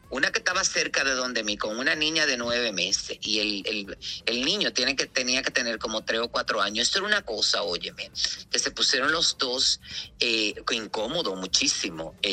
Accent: Spain; como soy español pasé por otro lado

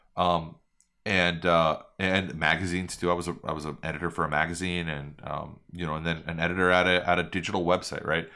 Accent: New York, United States; now in Miami, United States; growing up in New York

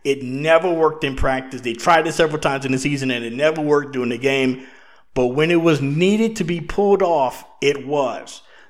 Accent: South Louisiana, United States; in my neighborhood where I grew up in South Louisiana

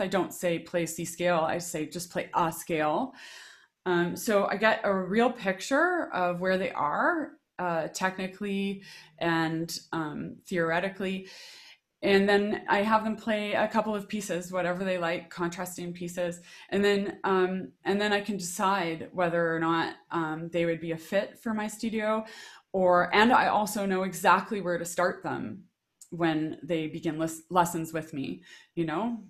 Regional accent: Regina, Saskatchewan, Canada; I grew up in Regina, Saskatchewan

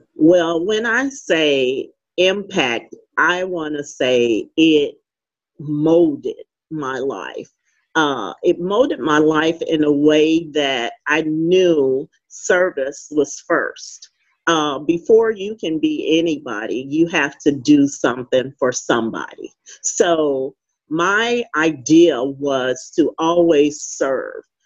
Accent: St. Louis, Missouri, United States; now in Fayetteville, United States; growing up in St. Louis, Missouri, I uh, lived in the inner city

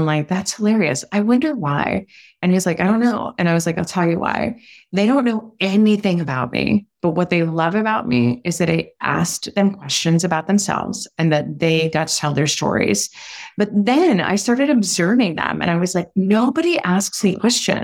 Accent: Switzerland; I was born in Switzerland, we go to really long dinners and we talk a lot

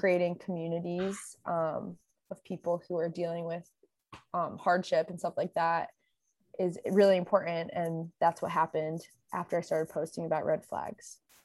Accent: Connecticut, United States; now in Los Angeles, United States; I'm from Connecticut, and I, I'm based in L A now

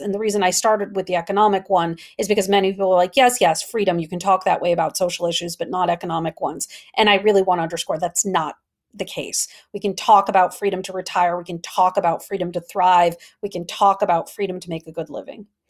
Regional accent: Wisconsin, United States; I'm from Wisconsin

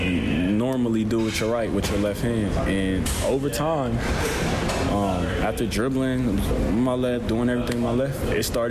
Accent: Columbus, Ohio, United States; moved away as an adult; also born or lived in Ann Arbor, Michigan; I'm from Columbus, Ohio originally. Columbus has a special place in my heart. That's hometown.

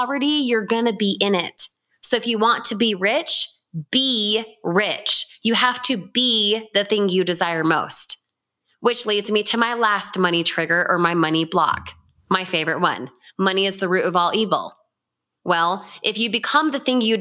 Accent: Utah, United States; I grew up in Utah

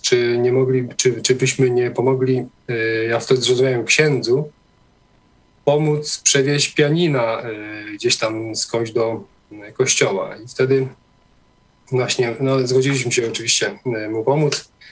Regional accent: Poland; moved away as an adult; also born or lived in Norway; wyjechałem do Norwegii e, w wieku lat 19, a e, większość życia spędziłem, wychowałem się na wsi w takiej wiejskiej parafii katolickiej

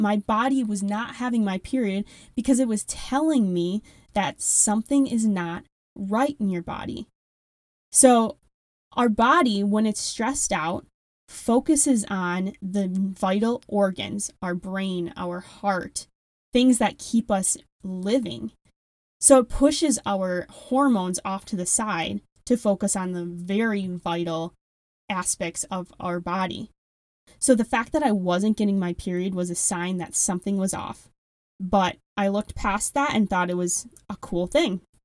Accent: Wisconsin, United States; accent: strong Midwestern; I do have a very strong Midwestern accent. I am from Wisconsin

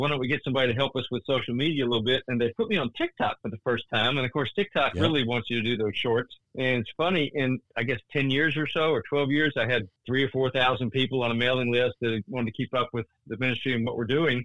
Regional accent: Central Texas, United States; a small town I grew up in Central Texas

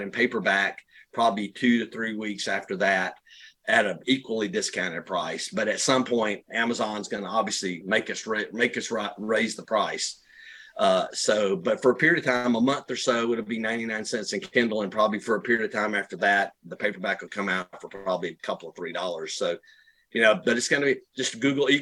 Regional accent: Rockdale County, Georgia, United States; moved away as an adult; also born or lived in Arizona / Conyers, Georgia; now in South Georgia, United States; we're both from Rockdale County.

